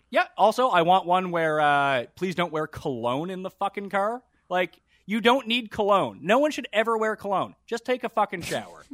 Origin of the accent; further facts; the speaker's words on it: Canada; I'm from a university city, so there's, like, seven colleges